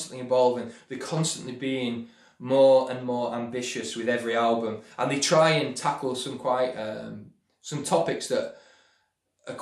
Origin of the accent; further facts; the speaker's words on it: Manchester, North West England, United Kingdom; moved away as an adult; also born or lived in London; I'm from Manchester, and I went down to London to pursue acting